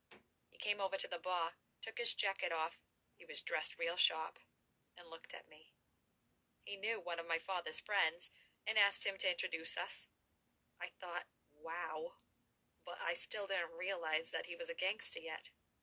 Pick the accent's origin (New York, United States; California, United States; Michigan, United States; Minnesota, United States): New York, United States; Brooklyn; When I grew up in Brooklyn, I lived in an area where there were mostly made guys.